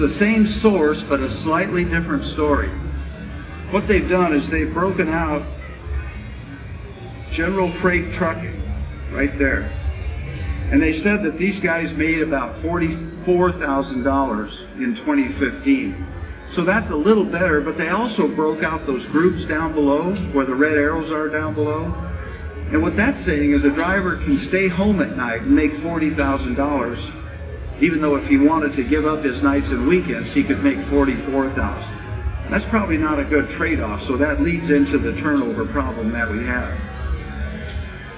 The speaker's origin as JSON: {"language": "English", "region": "Colorado", "country": "United States", "said": "I'm from Colorado"}